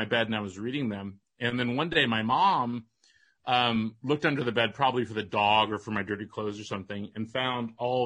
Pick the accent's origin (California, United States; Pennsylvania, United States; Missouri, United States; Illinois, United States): California, United States; Walnut Creek; I grew up in Walnut Creek, which is not far from Sonoma